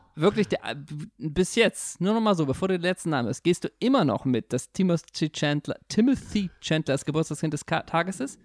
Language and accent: German; Germany; Als Deutscher